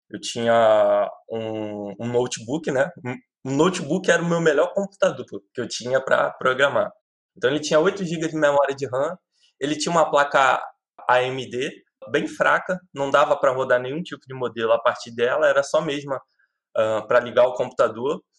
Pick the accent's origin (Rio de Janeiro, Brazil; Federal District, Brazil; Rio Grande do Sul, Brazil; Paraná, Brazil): Rio de Janeiro, Brazil; Eu trabalho, eu sou do Rio de Janeiro, mas trabalho para uma empresa em São Paulo.